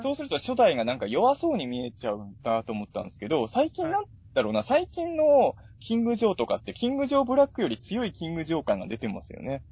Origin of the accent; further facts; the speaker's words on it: Chikusei, Ibaraki, Japan; moved away as an adult; also born or lived in Tokyo; 筑西市、僕の地元は筑西市っていうとこなんですけど